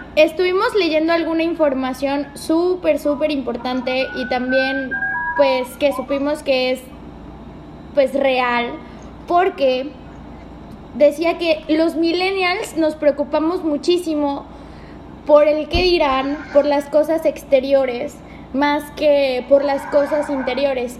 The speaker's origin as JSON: {"language": "Spanish", "town": "Córdoba", "region": "Veracruz", "country": "Mexico", "also_born_or_lived": "Mexico City", "moved": "as an adult"}